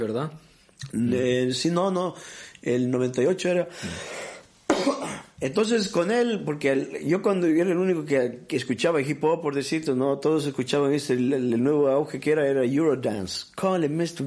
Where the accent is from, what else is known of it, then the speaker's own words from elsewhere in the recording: Gothenburg, Västra Götaland, Sweden; also born or lived in Peru / Bolivia; cuando yo era niño, cuando era niño acá en Suecia, en, el, medios de los 80